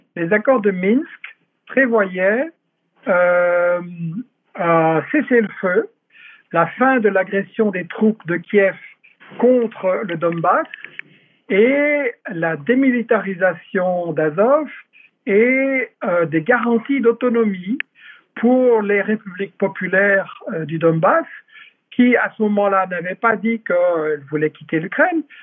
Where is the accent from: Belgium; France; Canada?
Belgium; en tant que Belge, en tant qu'Européen